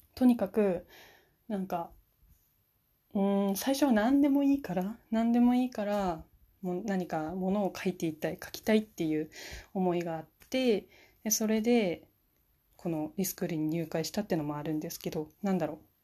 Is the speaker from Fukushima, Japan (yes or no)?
yes; Fukushima, Japan; now in Niigata, Japan; 私は、今新潟の方に住んでるんですけれども出身は福島県です